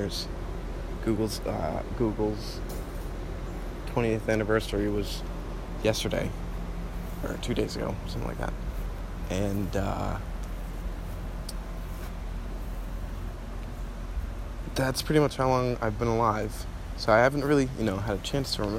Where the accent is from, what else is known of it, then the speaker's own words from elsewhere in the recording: New Jersey, United States; moved away as an adult; also born or lived in Michigan; now in Florida, United States; I'm originally from New Jersey, born in Michigan, actually.